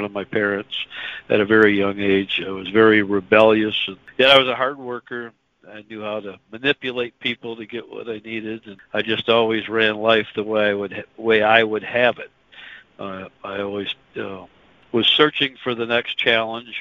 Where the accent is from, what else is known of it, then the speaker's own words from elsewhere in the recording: West Michigan, United States; I was born and raised in West Michigan, and still up there